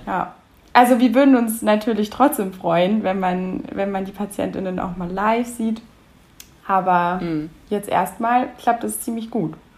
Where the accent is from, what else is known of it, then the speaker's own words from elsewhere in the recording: Munich, Bavaria, Germany; Ich komme tatsächlich aus München